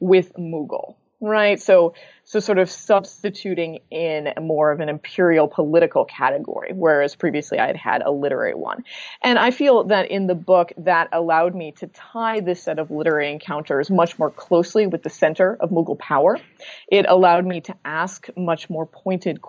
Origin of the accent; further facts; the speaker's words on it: Midwest, United States; an American born and raised in the Midwest